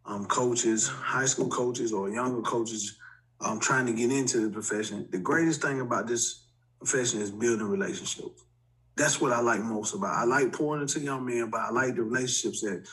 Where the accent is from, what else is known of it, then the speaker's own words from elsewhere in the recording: Montgomery, Alabama, United States; moved away; also born or lived in Memphis, Tennessee; I'm not from Memphis, I'm from Montgomery, Alabama